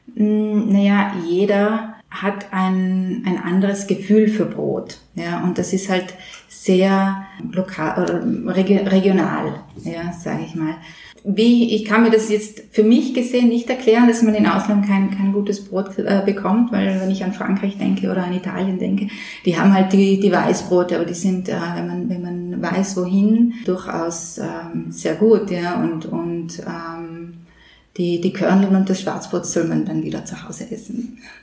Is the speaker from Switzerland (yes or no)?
no; Upper Austria, Austria; moved away; Ich bin ja Oberösterreicherin. Wir Oberösterreicher